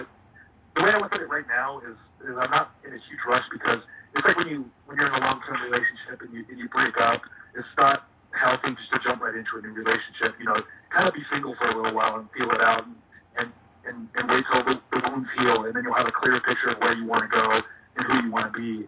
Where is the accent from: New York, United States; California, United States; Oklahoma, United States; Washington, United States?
California, United States; Los Angeles; I'm from Los Angeles